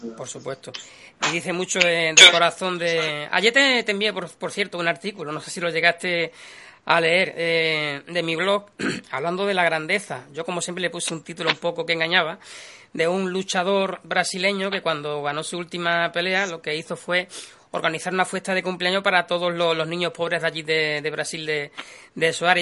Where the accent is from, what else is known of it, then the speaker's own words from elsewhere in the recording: Andalusia, Spain; yo soy de Quillolandia, porque somos gente del sur, Sevilla, Huelva